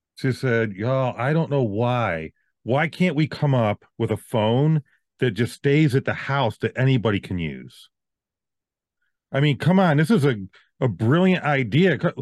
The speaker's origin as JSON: {"language": "English", "region": "Virginia", "country": "United States", "said": "I'm from the South"}